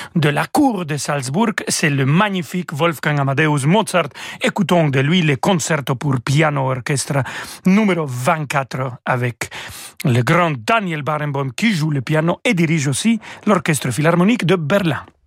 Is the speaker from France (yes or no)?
no; Mexico; French is a second language; je suis né au Mexique